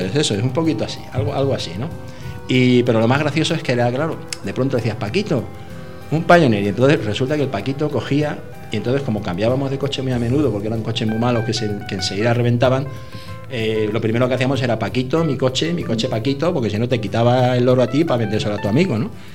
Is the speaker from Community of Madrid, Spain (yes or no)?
yes; Madrid, Community of Madrid, Spain; Yo llegué a Madrid recién nacido, mis padres eran emigrantes andaluces